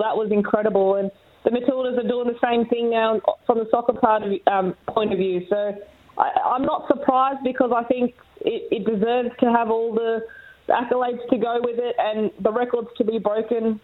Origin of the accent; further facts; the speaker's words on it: Australia; as an Aussie